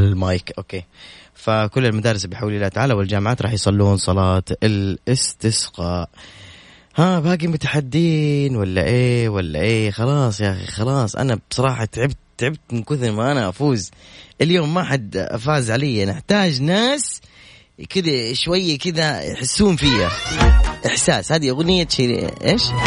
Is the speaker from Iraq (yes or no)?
no; Medina, Medina Province, Saudi Arabia; moved away; مدينه مسقط راسي واهلي وجماعتي